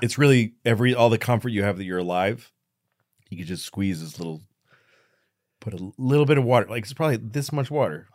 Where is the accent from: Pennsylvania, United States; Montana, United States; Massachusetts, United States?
Massachusetts, United States; Newton; we grew up in the same town. I'm from Newton, uh, Massachusetts.